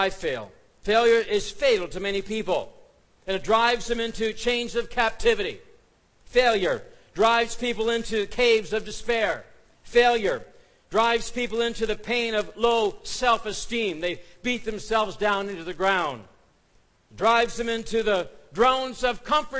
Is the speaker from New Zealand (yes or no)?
no; Canada; we're Canadian